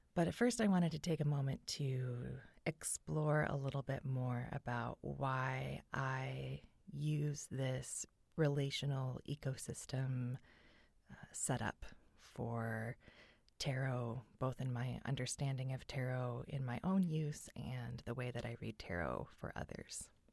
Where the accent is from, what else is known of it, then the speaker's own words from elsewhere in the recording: California, United States; I grew up in California